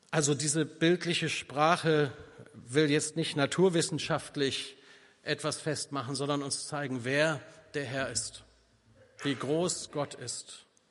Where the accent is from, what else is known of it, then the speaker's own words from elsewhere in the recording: North Rhine-Westphalia, Germany; bei uns in Ostwestfalen